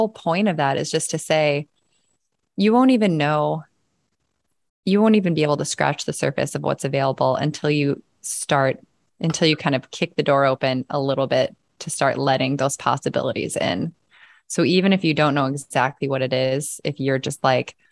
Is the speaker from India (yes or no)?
no; Midwest, United States; moved away as an adult; also born or lived in California; I was from the Midwest. I was going to stay in the Midwest till I died